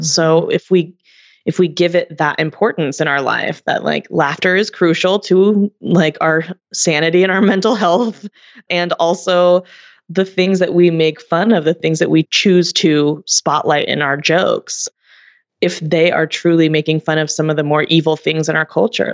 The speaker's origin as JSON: {"language": "English", "country": "United States", "tie": "born or raised there"}